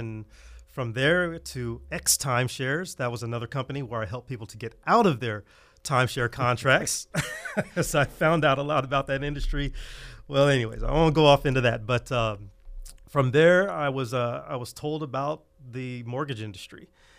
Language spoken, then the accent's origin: English; Fresno, California, United States; I was born and raised right here in Fresno. Very, very humble beginnings in a place called Dakota Woods, if any of you know where where that is.